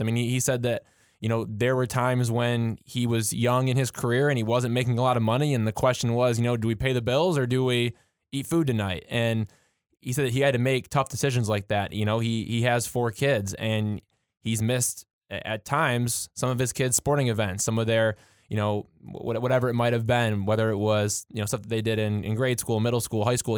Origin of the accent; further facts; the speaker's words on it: Michigan, United States; being from Michigan and, and you know me being you know a little bit closer to Detroit um, as far as my hometown goes